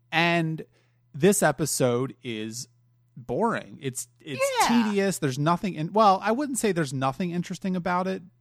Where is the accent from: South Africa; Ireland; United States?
Ireland; I'm Irish. I can get away with it.